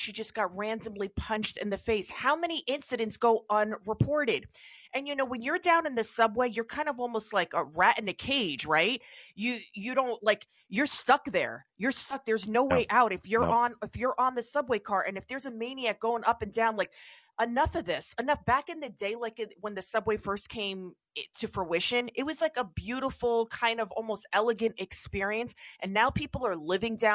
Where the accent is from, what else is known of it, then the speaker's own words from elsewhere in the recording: New York City, New York, United States; I'm a New Yorker.